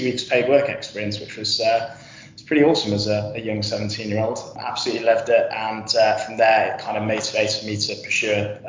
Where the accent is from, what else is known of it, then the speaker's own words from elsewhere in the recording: Yorkshire and the Humber, United Kingdom; I'm originally from North Yorkshire